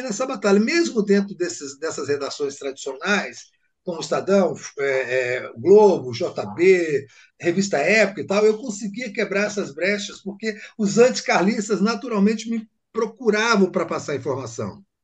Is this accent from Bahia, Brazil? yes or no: yes; Salvador, Bahia, Brazil; eu voltei para a Bahia, né? Eu sou de Salvador